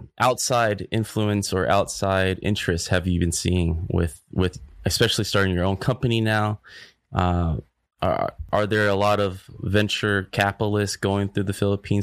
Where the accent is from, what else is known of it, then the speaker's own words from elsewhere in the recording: Vietnam; I guess I'm from Vietnam.